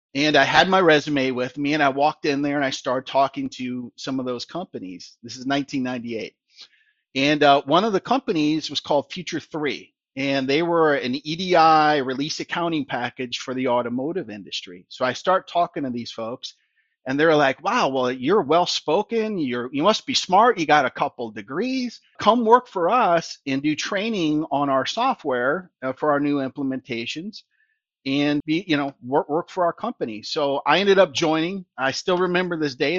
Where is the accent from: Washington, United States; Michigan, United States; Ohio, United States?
Michigan, United States; Allen Park; born, raised in the, in Detroit in, uh, the Allen Park area